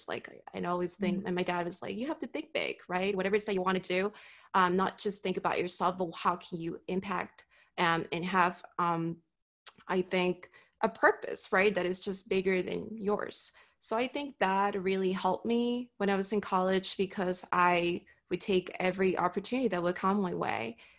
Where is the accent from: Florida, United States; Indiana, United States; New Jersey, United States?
Florida, United States; Miami; I think growing up in Miami, like it's a melting pot of like Hispanic culture.